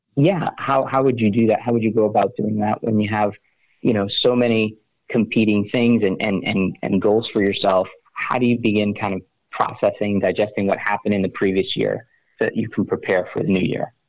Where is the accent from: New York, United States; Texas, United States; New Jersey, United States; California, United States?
New Jersey, United States; West Orange; I'm from West Orange, New Jersey.